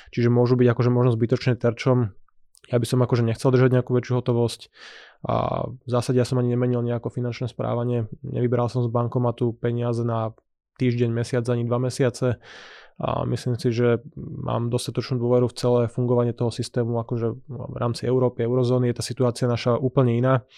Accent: Slovakia

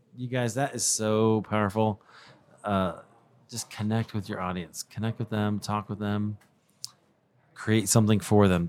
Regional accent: Denver, Colorado, United States; It happens this year to be in my hometown. of Denver, Colorado

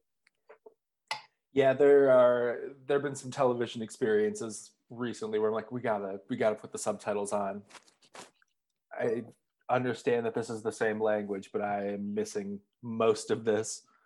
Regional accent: Minneapolis, Minnesota, United States; being from Minneapolis

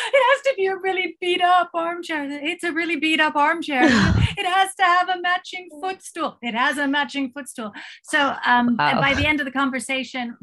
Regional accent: United States; moved away as an adult; now in Thailand; I'm also American, and I've lived in Thailand for 32 years

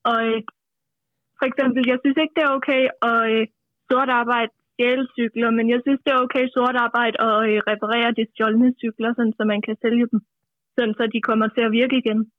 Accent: between Roskilde and Holbæk, Zealand, Denmark; Mellem Roskilde og Holbæk.

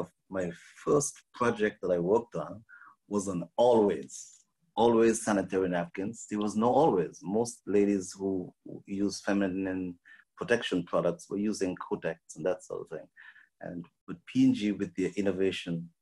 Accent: St. Kitts & Nevis; moved away as an adult; also born or lived in Texas, United States; now in United States; I grew up in the Caribbean. I was born on an island called St. Kitts

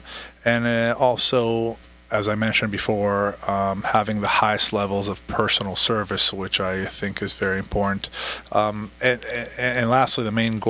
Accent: Israel; moved away as an adult; now in Orange County, United States; originally I was born and raised in Israel.

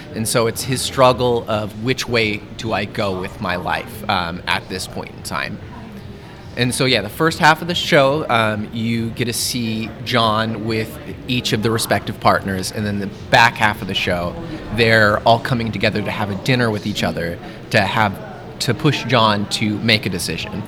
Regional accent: Lincoln, Nebraska, United States; I'm from Lincoln originally

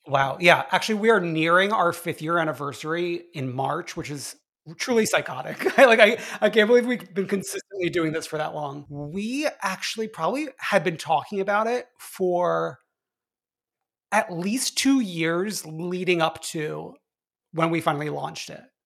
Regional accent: New York, United States; I'm from New York

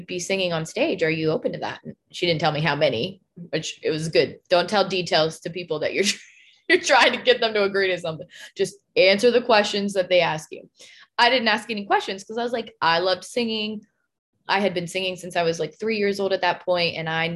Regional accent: Spanaway, Washington, United States; moved away; our town that I grew up in Spanaway, Washington

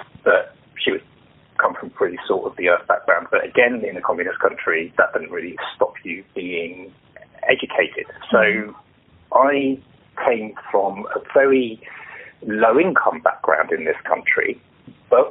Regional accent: London, United Kingdom; I was born and bred here, in London, in the UK, and I am British, and fully British

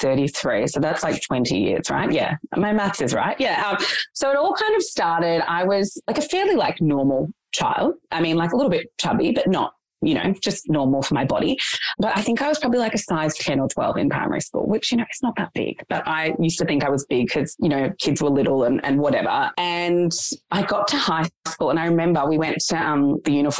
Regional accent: Australia; I was born in Australia, but my parents were refugees.

